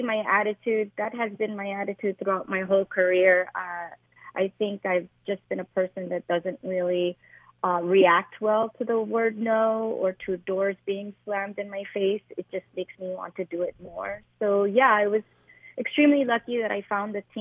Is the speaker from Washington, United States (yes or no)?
no; New York City, New York, United States; English is a second language; also born or lived in Medellín, Colombia; growing up in Spanish Harlem, especially in the 80s